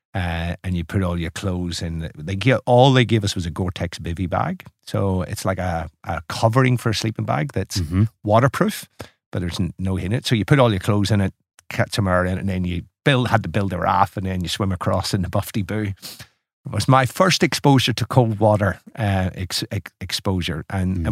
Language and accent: English; Ireland; moved away as an adult; now in Melbourne, Australia; It's making an Irishman feel very at home.